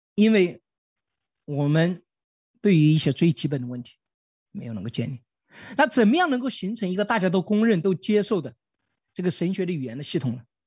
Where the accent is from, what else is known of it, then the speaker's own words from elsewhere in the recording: China; 我们中国人